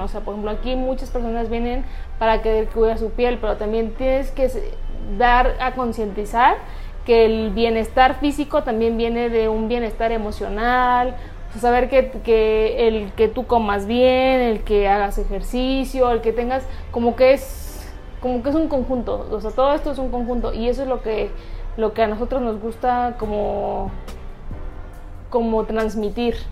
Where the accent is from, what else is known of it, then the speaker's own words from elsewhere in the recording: Hidalgo, Mexico; now in Querétaro, Mexico; yo soy del estado de Hidalgo, llevo viviendo aquí en Querétaro 14 años